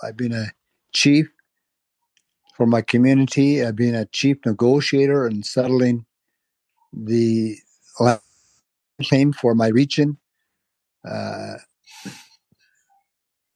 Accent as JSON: {"language": "English", "town": "Tulita", "region": "Northwest Territories", "country": "Canada", "tie": "born or raised there", "said": "I am from a small community in the Northwest Territories known as Tolita"}